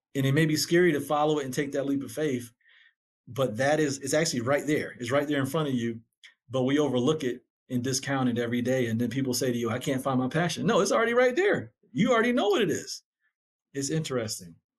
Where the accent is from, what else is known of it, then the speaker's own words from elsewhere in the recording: Syracuse, New York, United States; now in Atlanta, United States; Syracuse, where I grew up, was a really tough community to grow up in.